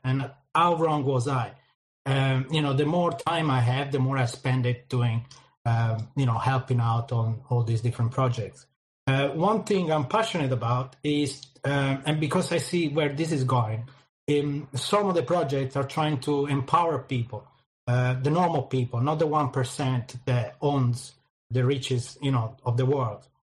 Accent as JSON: {"language": "English", "country": "Italy", "moved": "as an adult", "lives_now": "London, United Kingdom", "said": "Then I moved from Italy. I'm originally Italian. I moved from Italy to London, in the UK"}